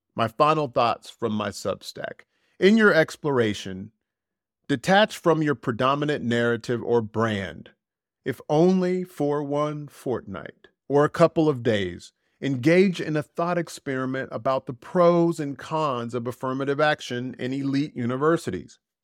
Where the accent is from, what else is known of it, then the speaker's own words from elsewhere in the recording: United States; moved away; I feel more American than I've ever felt in my fifty-plus years